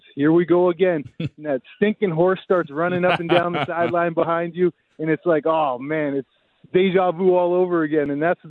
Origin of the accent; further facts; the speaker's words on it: Winnipeg, Manitoba, Canada; being a Canadian kid from Winnipeg